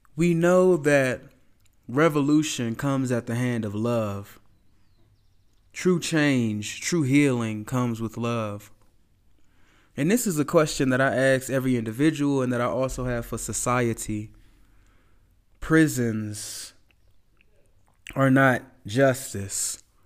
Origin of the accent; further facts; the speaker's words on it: United States; I'm from America